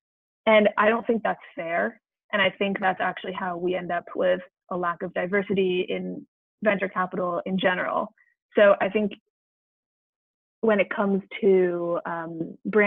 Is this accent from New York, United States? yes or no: yes; New York City, New York, United States; moved away as an adult; now in Providence, United States; I'm from New York City